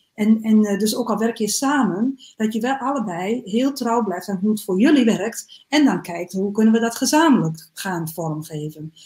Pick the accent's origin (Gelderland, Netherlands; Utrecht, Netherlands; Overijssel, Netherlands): Overijssel, Netherlands; Salland; moved away; also born or lived in Groningen; Ik kom oorspronkelijk uit um, ehm, Salland.